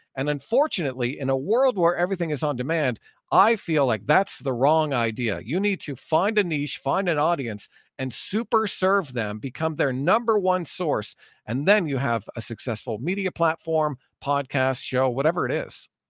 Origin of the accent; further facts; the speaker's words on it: Ajax, Ontario, Canada; moved away as an adult; also born or lived in Cobourg, Ontario / Courtice, Ontario; now in Alberta, Canada; I grew up in Ajax for a lot of my life, from kindergarten to grade eight, and then I moved to Coburg for a bit